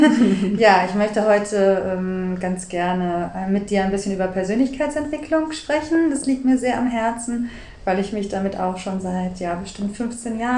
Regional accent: Bonn, North Rhine-Westphalia, Germany; moved away as an adult; now in Hamburg, Germany; Ich bin Wahlhamburgerin. Ich bin eigentlich äh, in Bonn geboren und bin dann nach Hamburg gekommen, weil ich eigentlich äh, Musical-Darstellerin werden wollte.

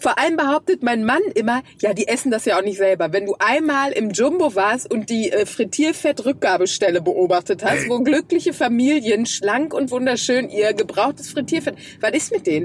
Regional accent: Krefeld, North Rhine-Westphalia, Germany; Bei uns in Krefeld

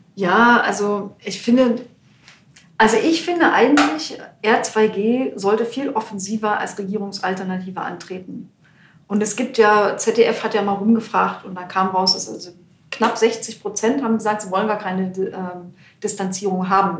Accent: East Germany, Germany; Aber ich komme aus dem Osten, aber ich war in der DDR-Opposition, ich habe eine Stasi-Akte.

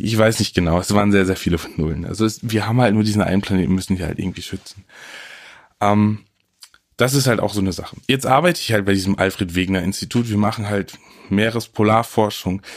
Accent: Friesland, Lower Saxony, Germany; Ich komme ja aus Friesland, nicht zu verwechseln mit Ostfriesland oder Nordfriesland, es liegt irgendwo ein bisschen dazwischen.

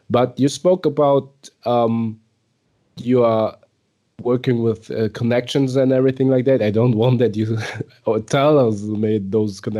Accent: Munich, Bavaria, Germany; born or raised there

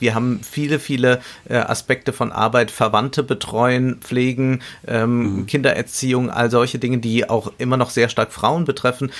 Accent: Germany; bei uns in Deutschland

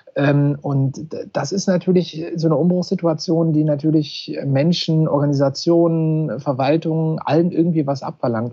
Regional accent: Mansfeld area, Saxony-Anhalt, Germany; moved away; ich bin in Sachsen-Anhalt aufgewachsen und zwar im Mansfelder Gebiet

